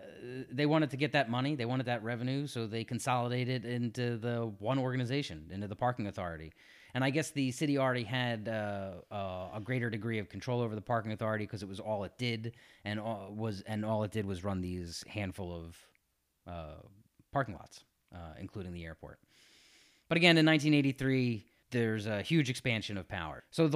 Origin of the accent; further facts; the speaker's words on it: Philadelphia, Pennsylvania, United States; I'm from South Philly, where we park wherever we want.